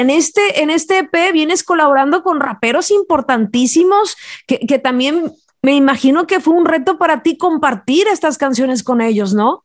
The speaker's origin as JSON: {"language": "Spanish", "region": "Jalisco", "country": "Mexico", "moved": "yes", "said": "se da una mata artística muy importante por allá en mi tierra"}